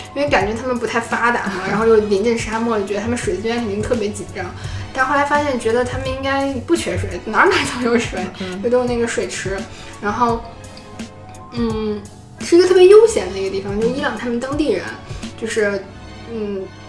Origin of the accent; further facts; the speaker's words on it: China; 走过来说你是从中国来的吗？我们说是